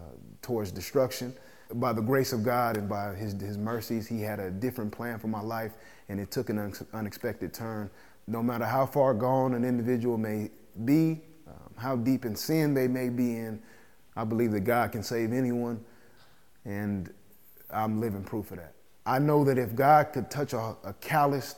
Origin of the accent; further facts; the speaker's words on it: Phoenix, Arizona, United States; I grew up here in Phoenix, Arizona